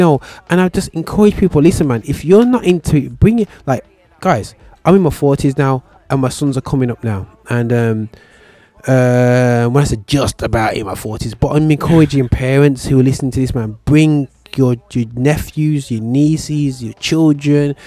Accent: Birmingham, West Midlands, United Kingdom; as a Brummie in Birmingham

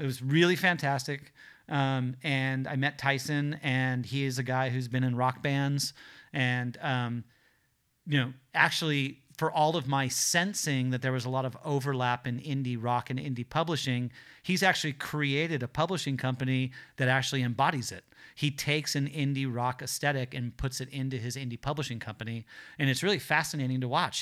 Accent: Los Angeles, California, United States; I grew up in the South Bay here in Los Angeles

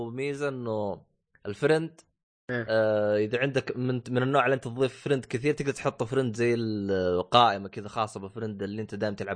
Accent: Saudi Arabia; بالسوق عندنا بالسعوديه

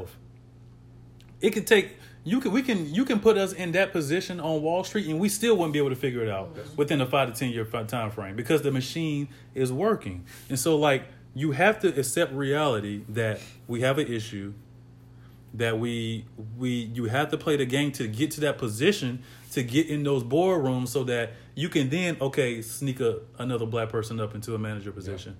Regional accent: the South, United States; growing up in the South

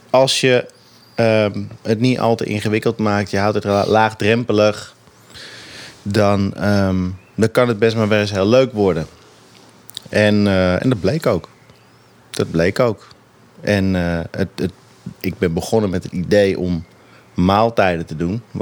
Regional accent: Amsterdam, North Holland, Netherlands; Ik kom natuurlijk zelf uit Amsterdam.

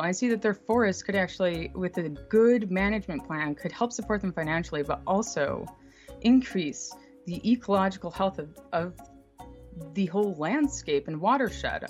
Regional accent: Buffalo, New York, United States; when I grew up there

